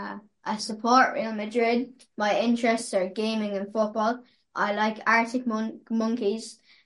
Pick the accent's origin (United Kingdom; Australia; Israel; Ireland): Ireland; Borris-in-Ossory, Laois; I'm 12 years old. I'm from Borris-In-Ossory.